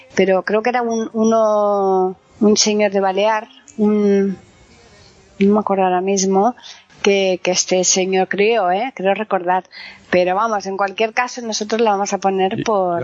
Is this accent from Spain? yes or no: yes; Alcalá de Guadaíra, Andalusia, Spain; moved away; yo donde yo vivía en Alcalá de Guadaira estaba muy cerca la base de Borón de la frontera y, y, entonces había americanos que vivían allí en mi pueblo